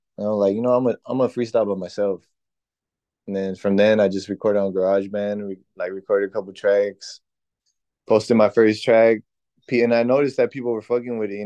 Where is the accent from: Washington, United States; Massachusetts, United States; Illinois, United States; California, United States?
California, United States; Baldwin Park; I'm from Baldwin Park. That's where I've been born and raised